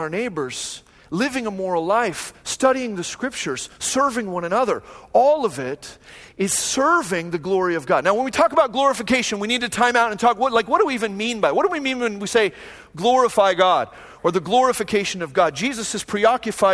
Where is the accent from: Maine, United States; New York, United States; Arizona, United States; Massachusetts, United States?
Arizona, United States; Phoenix; moved away as an adult; also born or lived in Long Beach, California; now in Fullerton, United States; a guy who grew up in Phoenix